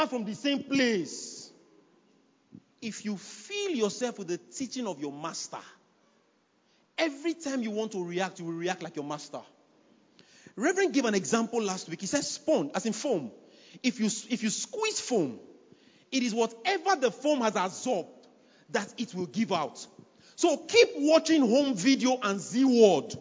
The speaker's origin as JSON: {"language": "English", "country": "Nigeria", "said": "I'm a Nigerian."}